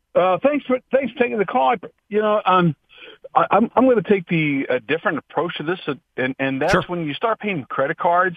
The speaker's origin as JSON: {"language": "English", "town": "Akron", "region": "Ohio", "country": "United States", "tie": "born or raised there", "said": "I was raised in Akron, Ohio"}